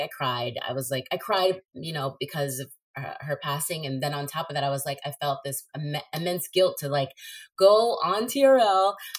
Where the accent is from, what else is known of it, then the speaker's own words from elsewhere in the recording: New Jersey, United States; also born or lived in Maryland; I grew up back and forth. It was like Jersey City. I was born in Northburg in New Jersey, but I used to go back and forth to Maryland and New Jersey